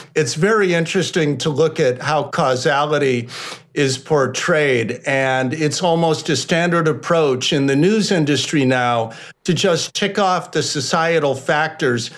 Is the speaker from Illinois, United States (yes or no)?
yes; Chicago, Illinois, United States; moved away as an adult; I grew up here. I moved to Chicago as a six year old kid in 1964. I lived here for 30 years.